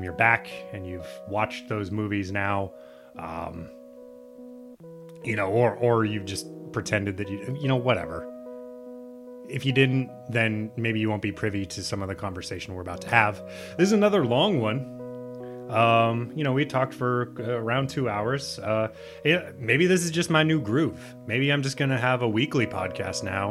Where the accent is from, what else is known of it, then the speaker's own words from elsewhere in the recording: Nebraska, United States; I'm from Nebraska